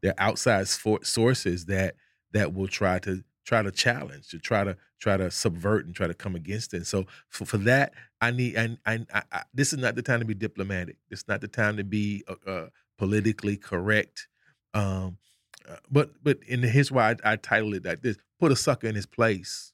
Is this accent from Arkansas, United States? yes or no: yes; Arkansas, United States; moved away; we got a saying back home. I'm from Arkansas